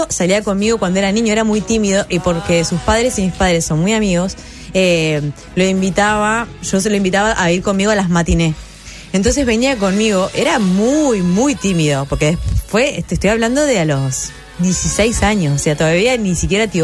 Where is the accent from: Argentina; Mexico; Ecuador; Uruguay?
Uruguay; somos tres dramaturgas uruguayas.